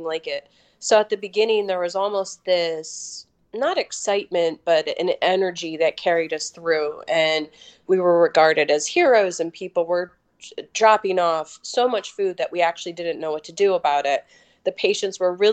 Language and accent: English; Maryland, United States; I'm from Maryland, which is a really well-vaccinated state.